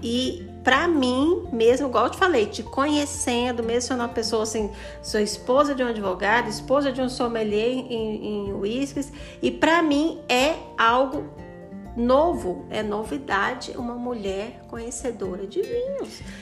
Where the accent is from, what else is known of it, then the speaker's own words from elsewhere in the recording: Goiânia, Goiás, Brazil; now in Formosa, Brazil; Eu sou de Goiânia, mas moro aqui em Formosa